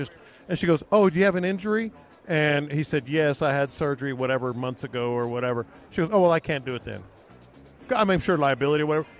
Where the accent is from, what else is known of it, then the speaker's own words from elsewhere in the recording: Houston, Texas, United States; When I told him I was from Houston